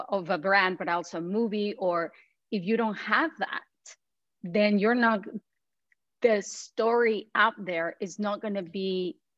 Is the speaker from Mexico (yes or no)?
yes; Mexico; moved away as an adult; also born or lived in Panama; now in United States; I'm a Mexican immigrant. I was born and raised in Mexico and in Panama. My dad is Mexican, my mom is from Panama. I lived between those two countries.